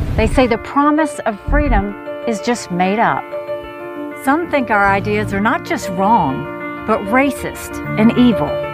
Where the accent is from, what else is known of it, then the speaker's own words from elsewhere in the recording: South Carolina, United States; I was born and raised in South Carolina